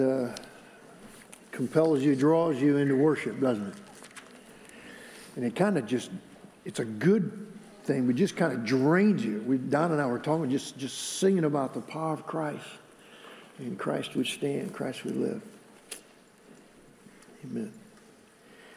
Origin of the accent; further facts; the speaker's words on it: Michigan, United States; moved away; He was my pastor where I grew up in Michigan